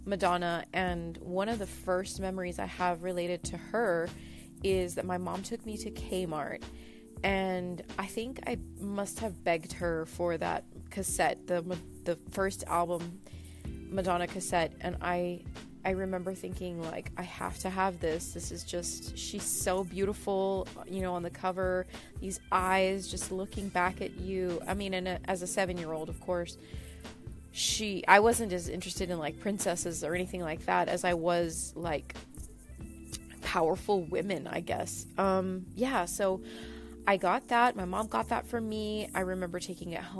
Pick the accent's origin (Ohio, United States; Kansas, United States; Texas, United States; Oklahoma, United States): Texas, United States; Brownsville; I grew up in Brownsville, Texas